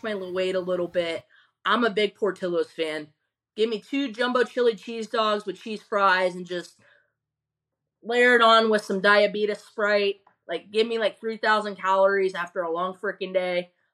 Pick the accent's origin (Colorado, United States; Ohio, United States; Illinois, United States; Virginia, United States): Ohio, United States; now in Tampa, United States; I'm from Ohio